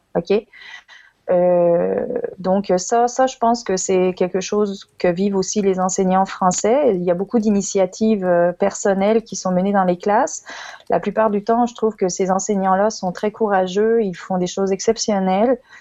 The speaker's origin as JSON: {"language": "French", "town": "Lyon", "region": "Auvergne-Rhône-Alpes", "country": "France", "tie": "born or raised there", "moved": "as an adult", "lives_now": "Quebec City, Canada", "said": "je suis moi aussi française, je suis née à Lyon il y a quelques années et euh, j'ai émigré au Québec"}